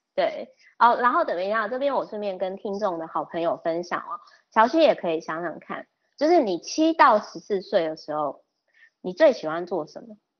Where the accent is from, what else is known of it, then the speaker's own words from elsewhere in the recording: Kaohsiung, Taiwan; moved away; 因为我老家是高雄